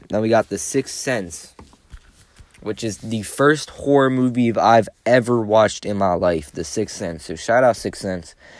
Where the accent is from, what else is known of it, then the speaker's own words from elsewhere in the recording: Maryland, United States; I'm from Maryland